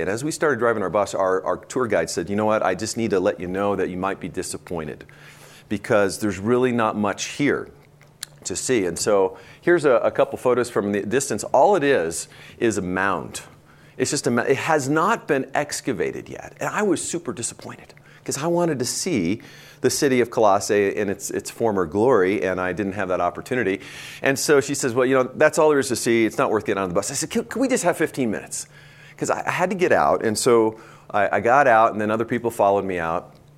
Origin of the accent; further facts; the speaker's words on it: Bend, Oregon, United States; my hometown, Bend, Oregon